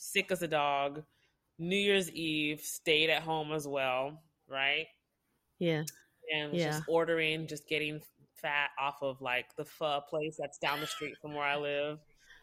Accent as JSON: {"language": "English", "town": "Houston", "region": "Texas", "country": "United States", "moved": "yes", "lives_now": "Seattle, United States", "said": "I'm from Texas, okay? Houston, the greatest city ever."}